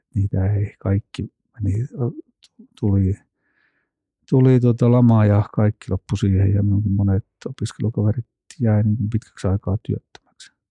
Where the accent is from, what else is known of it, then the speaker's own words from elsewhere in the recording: Kinnula, Central Finland, Finland; mä oon Kinnolasta kotoisin.